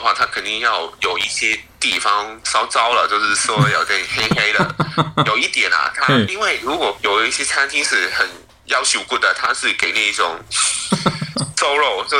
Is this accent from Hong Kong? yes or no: yes; Hong Kong; 但在我们这一些香港普通人，你只要不是一天到晚都是在家吃饭的话，你肯定也是老饕了